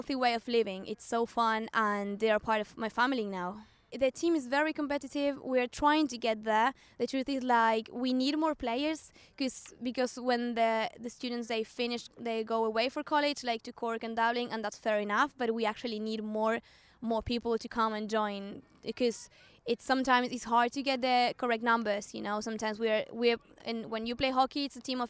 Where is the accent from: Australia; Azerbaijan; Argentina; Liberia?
Argentina; English is a second language; moved away as an adult; now in Waterford, Ireland; I have 28 years old and I'm from Argentina